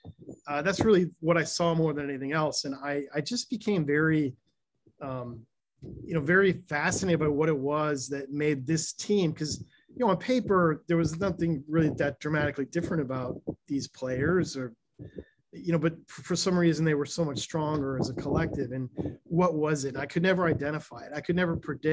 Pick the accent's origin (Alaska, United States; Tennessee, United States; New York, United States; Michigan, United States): Michigan, United States; Ann Arbor; when I was young, I grew up in Michigan, Ann Arbor, Michigan